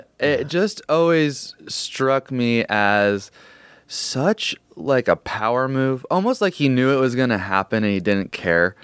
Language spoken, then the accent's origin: English; Portland, Oregon, United States; I grew up in Portland, Oregon